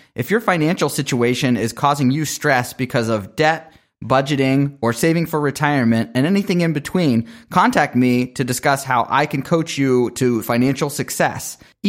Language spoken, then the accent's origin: English; Pittsburgh, Pennsylvania, United States; I've kind of moved from place to place. I grew up in Pittsburgh and have really not lived there in my adult life for more than a 6-month period.